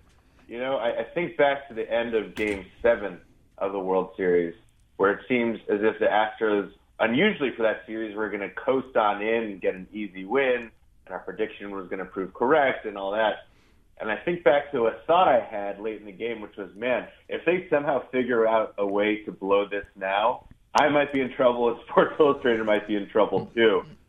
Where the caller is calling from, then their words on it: New York City, New York, United States; New York City.